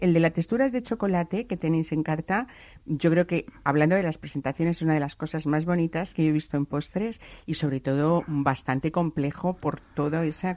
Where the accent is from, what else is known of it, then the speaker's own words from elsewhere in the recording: Spain; así somos los españoles